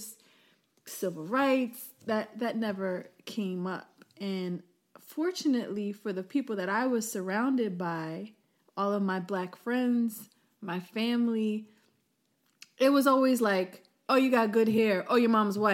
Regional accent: Philadelphia, Pennsylvania, United States; majority of your friends were black growing up in Philadelphia, going to public schools

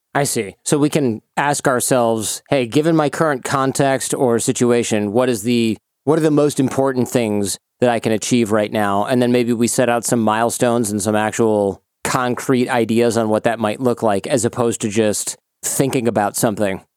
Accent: Michigan, United States; I grew up in Michigan

